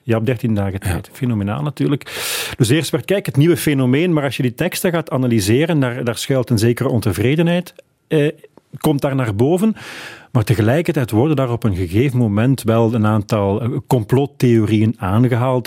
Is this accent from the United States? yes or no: no; Flanders, Belgium; bij ons in Vlaanderen